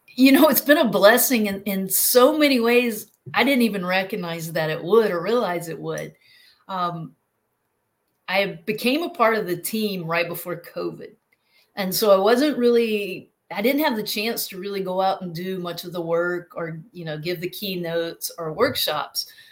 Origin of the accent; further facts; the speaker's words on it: North Carolina, United States; now in South Carolina, United States; originally from North Carolina, but I live in South Carolina now